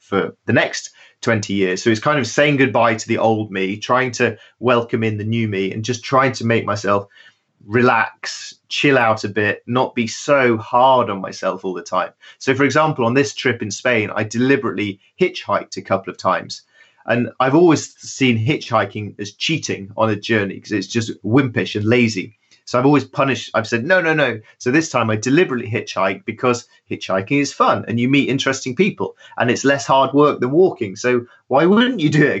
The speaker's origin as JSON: {"language": "English", "country": "United Kingdom", "said": "I was running away from Britain because it was so boring"}